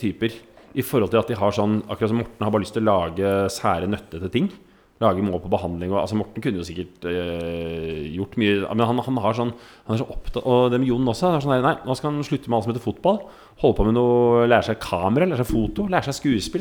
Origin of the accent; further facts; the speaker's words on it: Oslo, Norway; Vokste opp eh, arbeiderklassefamilie. Bodde i generasjonsbolig på Nordstrand.